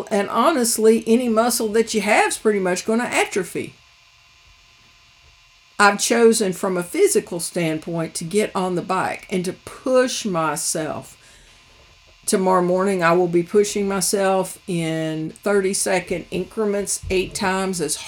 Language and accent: English; United States; each of us as American Christians